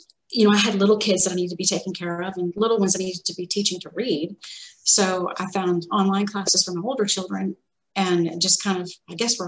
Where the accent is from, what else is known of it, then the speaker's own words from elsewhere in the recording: Arkansas, United States; So I grew up, I'm from Arkansas, and I grew up in a house that was right next to the woods